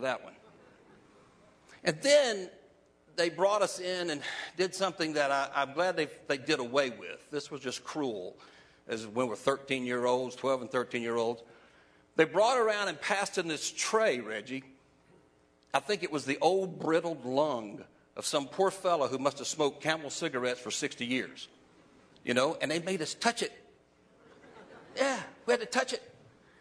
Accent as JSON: {"language": "English", "region": "the Carolinas", "country": "United States", "tie": "born or raised there", "also_born_or_lived": "Sanford, North Carolina / Charleston, South Carolina", "moved": "as an adult", "said": "I grew up in the Carolinas, North and South Carolina"}